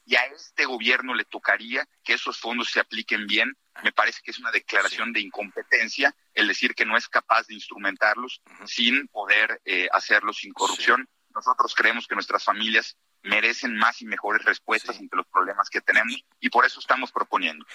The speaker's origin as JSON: {"language": "Spanish", "region": "Yucatán", "country": "Mexico", "said": "Soy yucateco, en Yucatán hemos vivido duro y tupido los huracanes"}